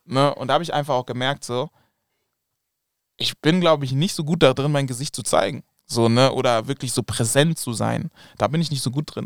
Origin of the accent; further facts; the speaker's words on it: Germany; also born or lived in Kumasi, Ghana (family roots); aus Deutschland zu kommen